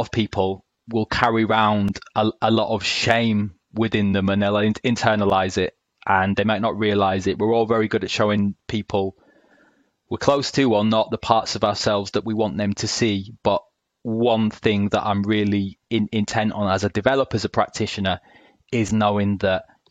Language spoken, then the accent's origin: English; Hull, Yorkshire and the Humber, United Kingdom; now in South of England, United Kingdom; I'm based in the South now, have been for a decade, but I spent a large part of my childhood growing up in Hull in East Yorkshire